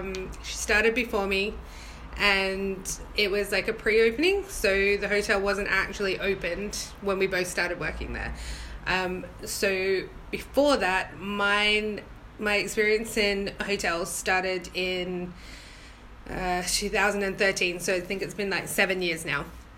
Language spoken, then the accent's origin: English; Australia; moved away as an adult; now in England; My adventure was a little bit bigger than mini, and I moved over from Australia in 2012, so it was an adjustment, but I'm used to a northern accent.